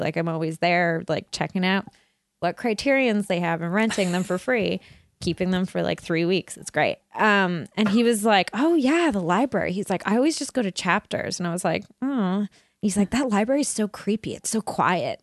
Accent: Burnaby, British Columbia, Canada; I grew up in Burnaby

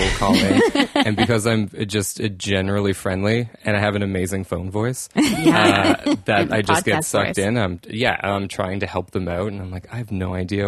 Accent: Cape Breton, Nova Scotia, Canada; also born or lived in Boston, Massachusetts, United States; Where I, you know, went to high school. I grew up in Boston. I moved to Cape Breton when I was 10.

